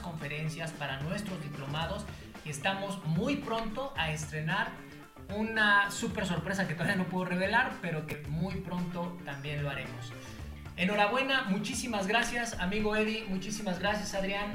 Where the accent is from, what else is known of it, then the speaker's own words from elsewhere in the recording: Mexico City, Mexico; soy originario de la Ciudad de México